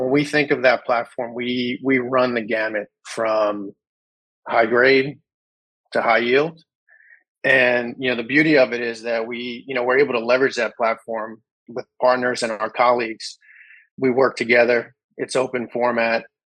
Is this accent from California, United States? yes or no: no; New York City, New York, United States; grew up in New York City and the surrounding